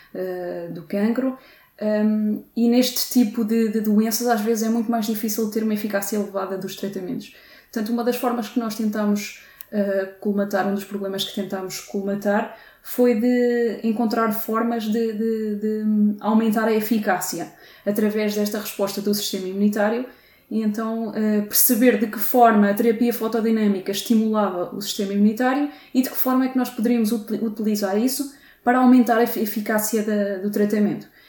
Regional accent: Torres Novas, Santarém District, Portugal; moved away as an adult; em Torres Novas, portanto, de onde sou natural.

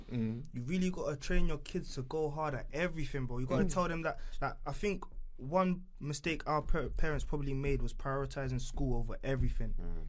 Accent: London, United Kingdom; growing up in London

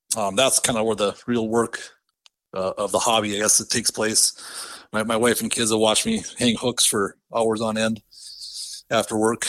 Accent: northwest of Bismarck, Southern North Dakota, United States; I grew up in Southern North Dakota, kinda just northwest of Bismarck a little bit

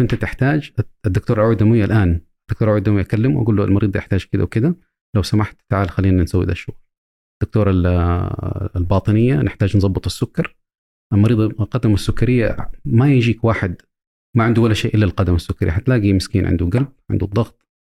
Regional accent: Saudi Arabia; also born or lived in United States; عندنا في السعودية

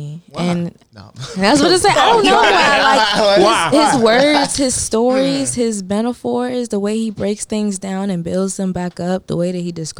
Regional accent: the South, United States; I'm a bitch from the South, and I'm from Southside, too.

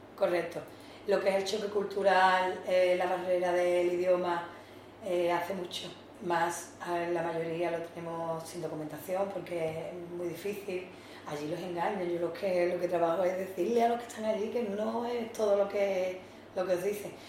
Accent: San Fernando, Andalusia, Spain; moved away as an adult; now in Algeciras, Spain; soy natural de San Fernando, pero vine aquí a Algeciras por motivos laborales

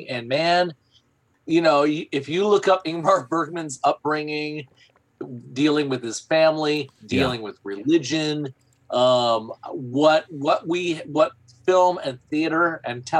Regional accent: Flint, Michigan, United States; moved away; growing up in Flint, Michigan

